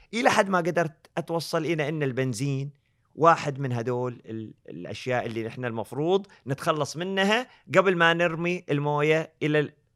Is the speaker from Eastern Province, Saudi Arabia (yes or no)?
yes; Eastern Province, Saudi Arabia; also born or lived in Canada; انا من الشرقيه